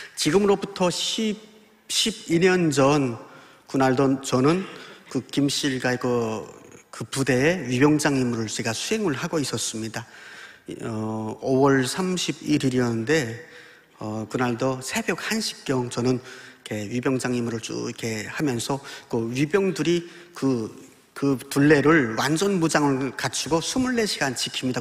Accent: Pyongyang, North Korea; moved away as an adult; now in Daejeon, South Korea; 저는 북한에서 태어나 29년을 살다가 8년 전 대한민국에 온 탈북민 신학생

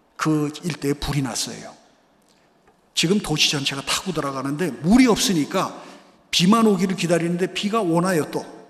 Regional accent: South Korea; first language Korean; now in Brazil

